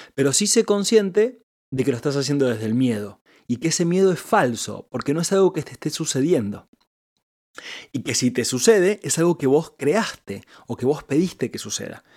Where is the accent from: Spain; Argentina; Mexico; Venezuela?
Argentina; yo soy el esposo de Angie, yo soy emprendedor, yo soy hombre, yo soy argentino